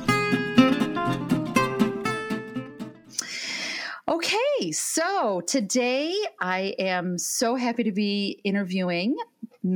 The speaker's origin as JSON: {"language": "English", "country": "United States", "said": "we as American women"}